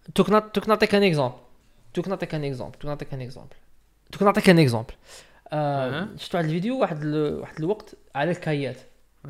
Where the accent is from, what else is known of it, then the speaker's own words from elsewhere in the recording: Algeria; انا كجزائري